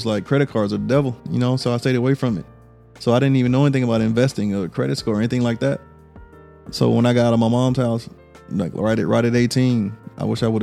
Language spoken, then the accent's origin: English; Louisiana, United States; I'm from Louisiana